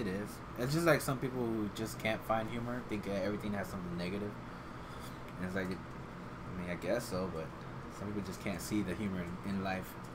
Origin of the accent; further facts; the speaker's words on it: Iowa, United States; now in Dallas-Fort Worth, United States; I grew up in Iowa